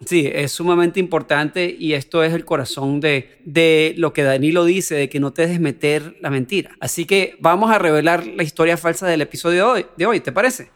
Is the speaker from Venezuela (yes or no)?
yes; Venezuela; soy venezolano